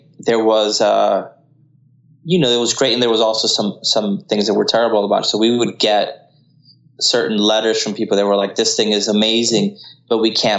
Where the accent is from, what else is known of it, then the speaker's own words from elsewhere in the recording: Colombia; first language Spanish; English is a second language; But a lot of them, like myself, I'm from Colombia, but I don't practice Spanish nearly as much.